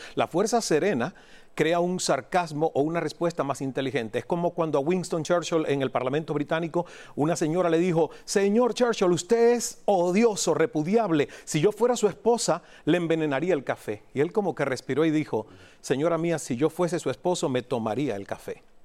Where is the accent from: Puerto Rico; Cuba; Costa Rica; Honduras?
Cuba; moved away as an adult; also born or lived in Toronto, Canada; a los 28 años me rompí cuando era mesero en Toronto, Canadá. Saliendo de Cuba